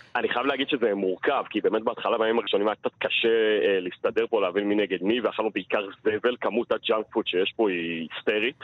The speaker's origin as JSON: {"language": "Hebrew", "country": "Israel", "said": "בתור ישראלי פה"}